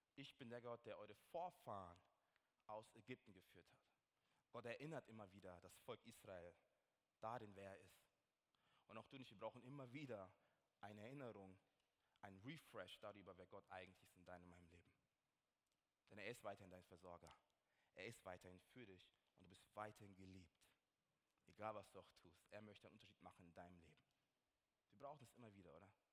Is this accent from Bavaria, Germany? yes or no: yes; Nuremberg, Bavaria, Germany; ich komme ja aus Nürnberg